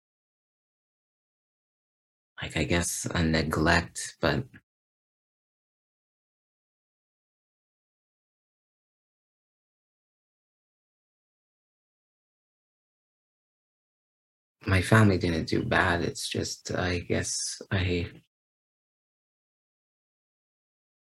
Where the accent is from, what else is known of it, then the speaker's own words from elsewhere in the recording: Canada; as a Canadian